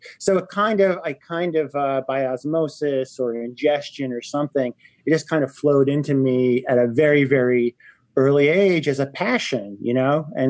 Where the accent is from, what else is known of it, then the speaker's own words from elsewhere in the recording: New York City, New York, United States; moved away as an adult; now in Maplewood, United States; I grew up in the West Village during the 60s and 70s, which, needless to say, were a very interesting time to be in New York.